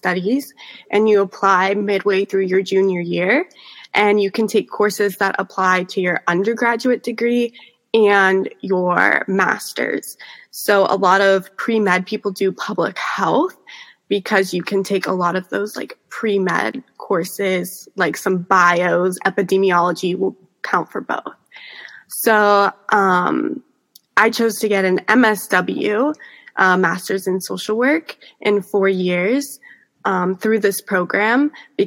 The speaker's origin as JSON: {"language": "English", "town": "Pittsburgh", "region": "Pennsylvania", "country": "United States", "tie": "born or raised there", "moved": "as an adult", "lives_now": "Cleveland, United States", "said": "I am in Cleveland, Ohio right now, but I grew up primarily in Pittsburgh, Pennsylvania. 45 minutes east"}